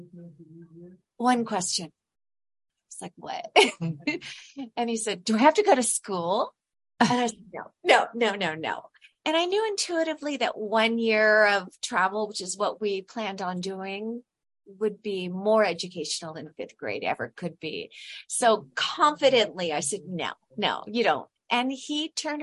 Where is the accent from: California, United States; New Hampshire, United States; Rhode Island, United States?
California, United States; I'm originally from California.